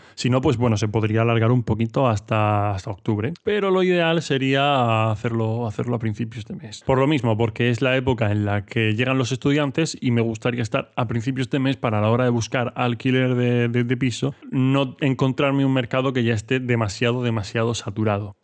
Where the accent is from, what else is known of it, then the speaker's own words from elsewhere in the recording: Murcia, Region of Murcia, Spain; soy de Murcia, no estoy acostumbrado a unas temperaturas muy muy bajas